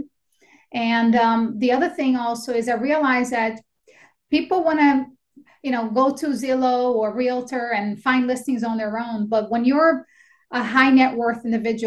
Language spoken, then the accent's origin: English; Brazil; English is a second language; moved away as an adult; also born or lived in Astoria, Queens, New York; now in United States; I was born and raised in Brazil. I came here when I was 18 years old, and I had $200 that my parents gave me, and I didn't know how to speak a word of English